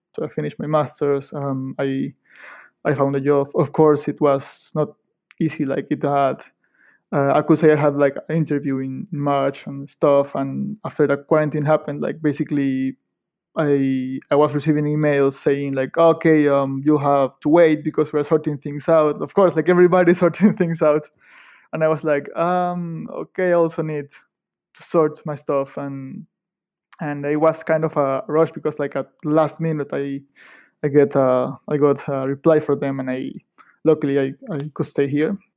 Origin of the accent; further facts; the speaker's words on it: Ecuador; moved away as an adult; also born or lived in Manchester; now in Edinburgh, United Kingdom; I come from Ecuador in South America